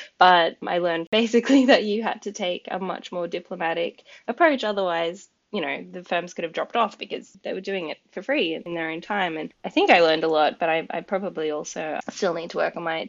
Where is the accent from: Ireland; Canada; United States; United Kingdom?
United Kingdom; But also, I'm a British citizen and I've always wanted to live over here.